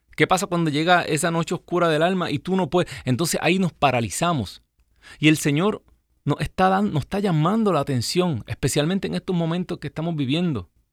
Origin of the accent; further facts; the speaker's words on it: Puerto Rico; moved away; mi gente linda allá en mi isla